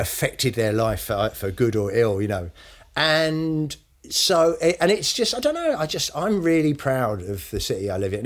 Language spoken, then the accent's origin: English; United Kingdom; I haven't got a huge amount of pride in being British